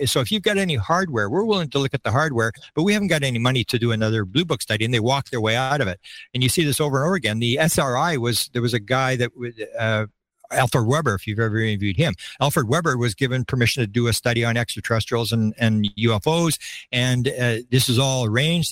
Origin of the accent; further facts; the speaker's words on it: Canada; I'm a Canadian.